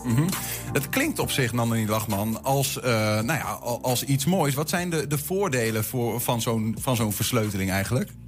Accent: Twente, Overijssel, Netherlands; als Twentenaar

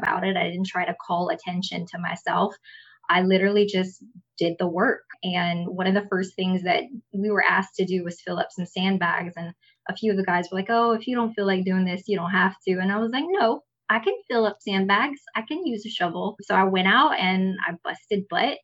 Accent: Kaplan, Louisiana, United States; In Kaplan, which is my hometown

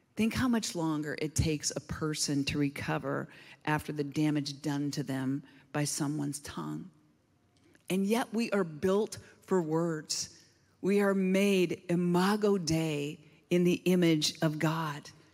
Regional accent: Southern Oregon, United States; I hail from Southern Oregon.

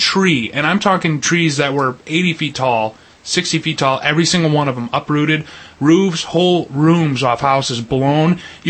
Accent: Perry, Michigan, United States; my hometown of Perry.

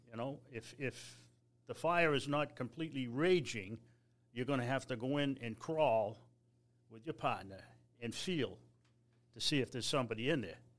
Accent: Newton, Massachusetts, United States; I'm, from the city of Newton

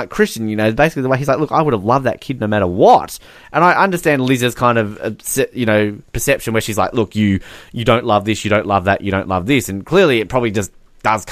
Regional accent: Australia; proud Australian

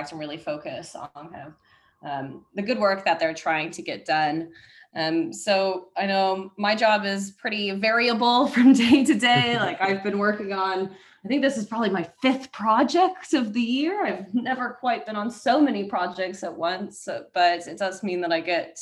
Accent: Seattle, Washington, United States; moved away as an adult; now in London, United Kingdom; my home in Seattle

